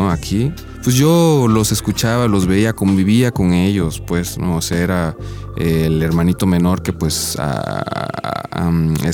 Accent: Ixtepec, Oaxaca, Mexico; moved away as an adult; also born or lived in Xalapa, Veracruz; Soy originario de Ixtepec, Oaxaca. Soy, me considero viniza. Viniza es gente que viene de las nubes en, zapoteco. Somos este, pues, originarios de ahí, del istmo de Tehuantepec.

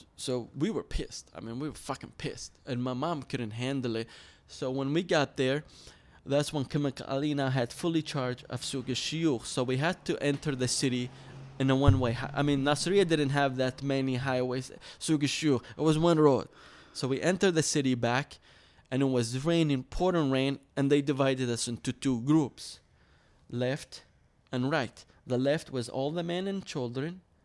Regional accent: Suq al-Shuyukh, Dhi Qar, Iraq; moved away; I grew up in Nasser, Iraq, um, in Sugi Shuyukh

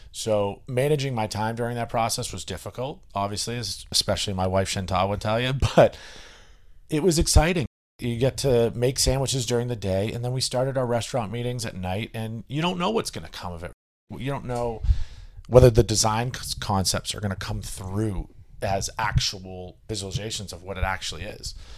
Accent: Westwood, Massachusetts, United States; my hometown

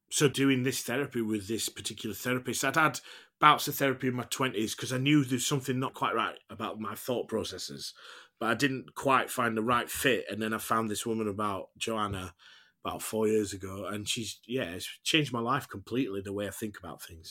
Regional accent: United Kingdom; as British people

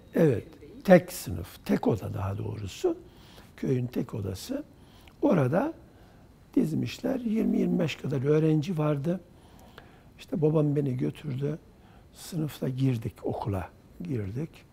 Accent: Çiçekdağı, Kırşehir Province, Turkey; moved away; also born or lived in Kırıkkale / Ankara / Çubuk; 1952 yılında e, Kırşehir Çiçek Dağı ilçesi Hacı Duraklı köyünde doğdum.

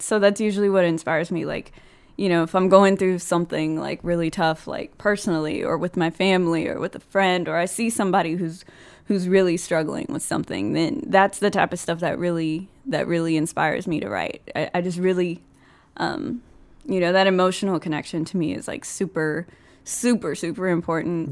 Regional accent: Austin, Texas, United States; Austin, I'm from Texas

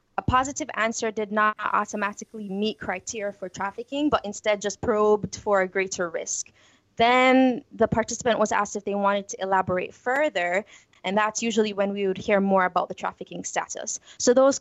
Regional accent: Jamaica; moved away as an adult; also born or lived in Houston, Texas; now in United States; growing up in Jamaica

